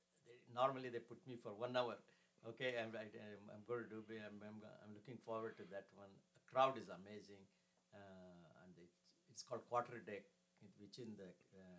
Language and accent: English; India; first language Kannada; English is a second language; moved away as an adult; now in San Antonio, United States; I'm from India, originally from India.